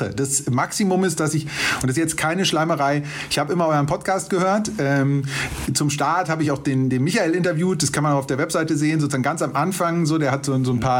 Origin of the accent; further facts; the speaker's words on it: Munich, Bavaria, Germany; Also sollte ich dann in München tatsächlich meine Heimatstadt laufen oder ganz was anderes